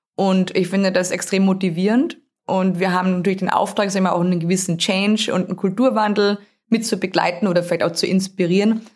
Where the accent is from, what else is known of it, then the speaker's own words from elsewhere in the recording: Austria; accent: Austrian; moved away as an adult; also born or lived in Steyr, Austria; Ich habe einen relativ starken Akzent. Der kommt dadurch, dass ich in Österreich geboren wurde, habe dort auch studiert